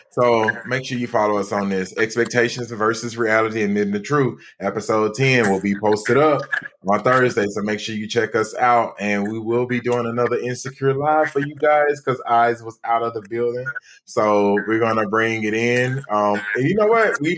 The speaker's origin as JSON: {"language": "English", "town": "Pimlico", "region": "London", "country": "United Kingdom", "said": "I'm from Pimlico."}